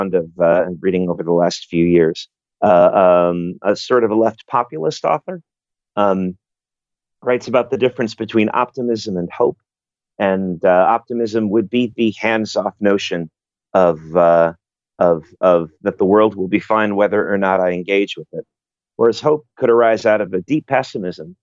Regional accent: New York City, New York, United States; moved away as an adult; now in Chicago, United States; I grew up in New York City. I came to Chicago

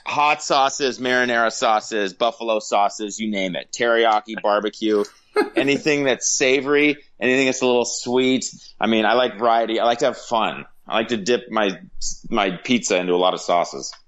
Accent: Los Angeles, California, United States; I'm a native Angelino, born and raised in Los Angeles

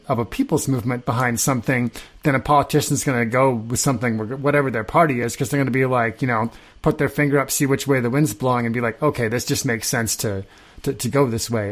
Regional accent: Nebraska, United States; I grew up in Nebraska.

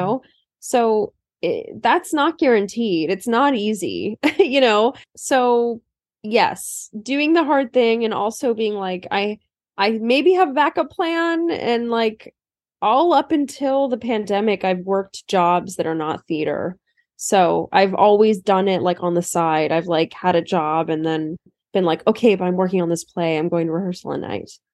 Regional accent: Turlock, California, United States; now in New York, United States; I used to really hate living in Turlock, um, when I was a kid

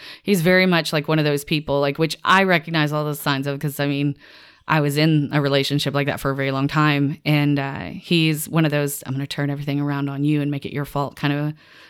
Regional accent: the South, United States; I grew up in the South and very religious, like background, like Southern Baptist.

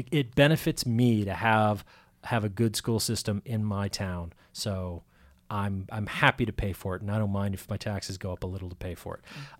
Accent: East Hampton, Massachusetts, United States; so I can at least make the pretense of being an informed voter in my hometown.

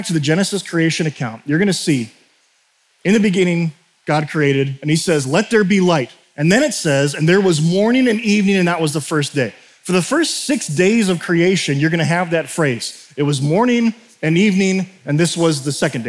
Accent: United States; culturally as an American.

